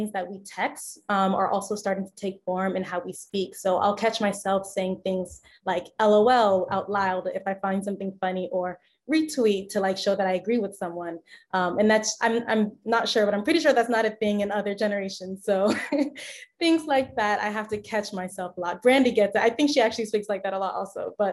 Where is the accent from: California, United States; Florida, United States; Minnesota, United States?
Florida, United States; South; also born or lived in Gainesville, Florida; I'm from South Florida